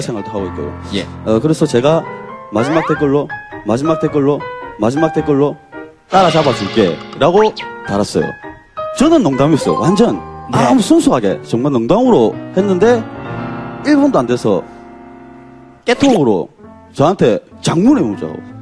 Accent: Gyeongsang, South Korea; 제가 경상도 사람이어가지고

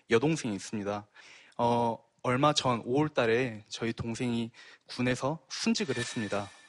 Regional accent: Gwangju, South Korea; 저도 광주 사람이고요.

